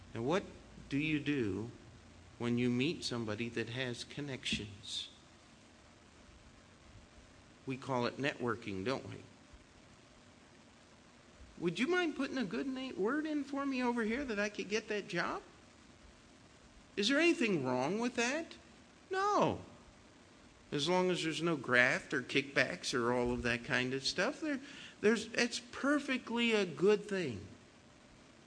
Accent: United States; As an American

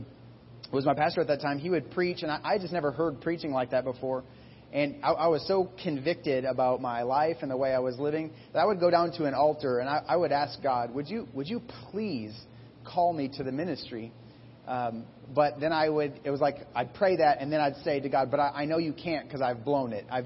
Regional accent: Iowa, United States; I grew up in Iowa

